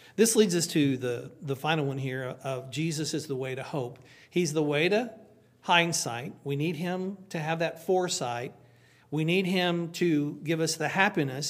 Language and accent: English; Oklahoma, United States; moved away; I'm from Oklahoma